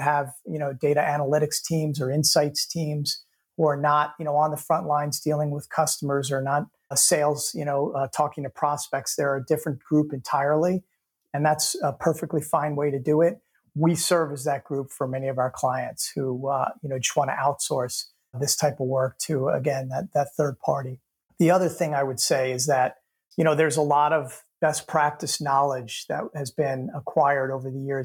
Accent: New York, United States; I mean, I'm from New York, so we're brutally honest most of the time.

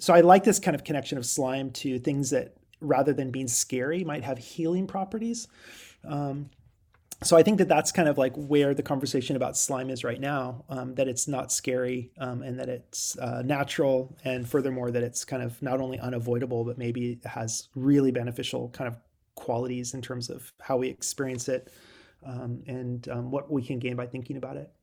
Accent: Girdwood, Alaska, United States; moved away; I grew up in Alaska. I guess that's the way I sort of describe myself. Um, and, um, specifically, I grew up in Girdwood.

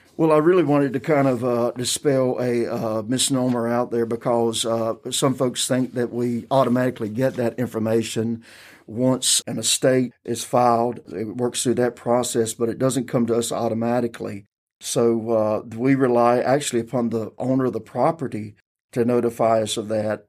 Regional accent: Maxton, North Carolina, United States; I grew up in Robeson County

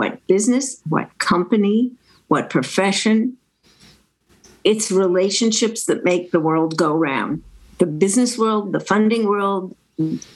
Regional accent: Chicago, Illinois, United States; I grew up in Chicago

